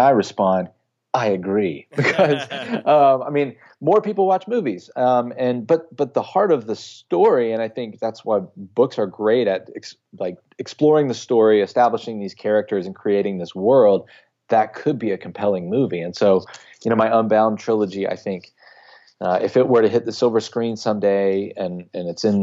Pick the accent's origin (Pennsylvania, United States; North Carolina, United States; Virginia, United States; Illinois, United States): North Carolina, United States; my hometown in North Carolina